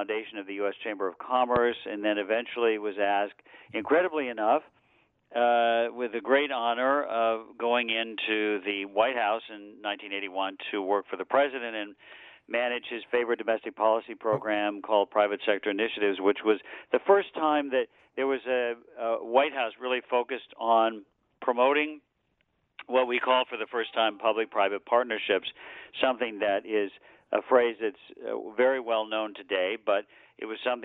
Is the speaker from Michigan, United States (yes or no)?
yes; Michigan, United States; I was born and raised in the Midwest, in Michigan